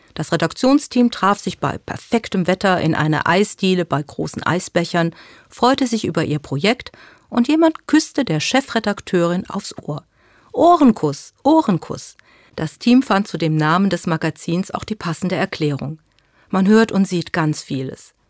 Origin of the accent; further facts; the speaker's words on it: Germany; Bei uns in Deutschland